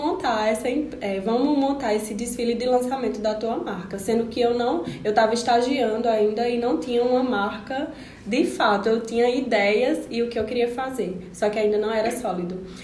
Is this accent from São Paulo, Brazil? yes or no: no; Serra Talhada, Pernambuco, Brazil; moved away as an adult; now in Caruaru, Brazil; Eu sou de Serra Talhadense e vim para Caruaru para estudar